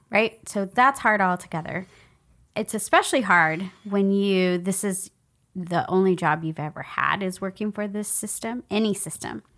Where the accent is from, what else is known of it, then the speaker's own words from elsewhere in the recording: San Antonio, Texas, United States; I grew up in San Antonio